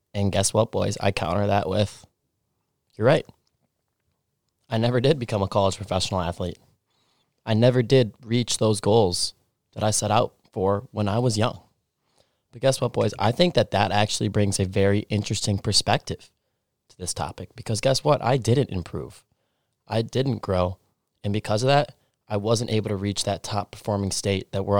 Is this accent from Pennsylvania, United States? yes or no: no; Stillwater, Minnesota, United States; I grew up in Stillwater, Minnesota, a small town 30 minutes outside of Minneapolis and St. Paul on the Minnesota-Wisconsin border